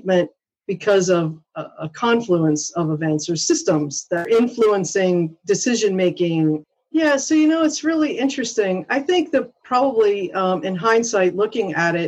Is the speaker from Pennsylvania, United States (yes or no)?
yes; Pittsburgh, Pennsylvania, United States; moved away; I am a Pittsburgh native from Pennsylvania